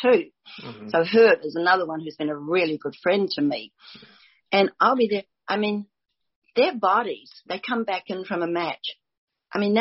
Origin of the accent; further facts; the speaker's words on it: New Zealand; Grew up in New Zealand